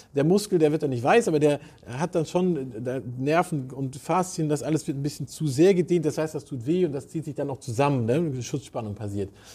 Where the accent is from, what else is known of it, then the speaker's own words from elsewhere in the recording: Southern Germany, Germany; moved away; ich komme ja aus Süddeutschland